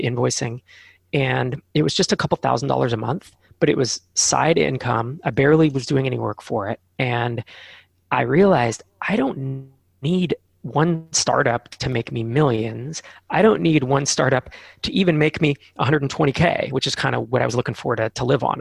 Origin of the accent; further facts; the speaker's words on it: Bay Area, Silicon Valley, California, United States; I grew up in the Bay Area in the Silicon Valley.